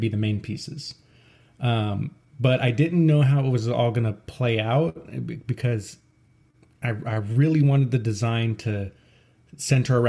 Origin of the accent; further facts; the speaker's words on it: outside of Dallas, Texas, United States; I grew up right outside of Dallas